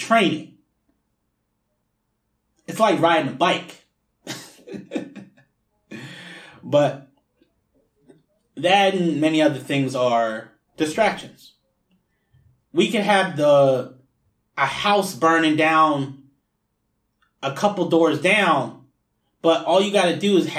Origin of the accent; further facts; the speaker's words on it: New Jersey, United States; moved away; I'm originally from New Jersey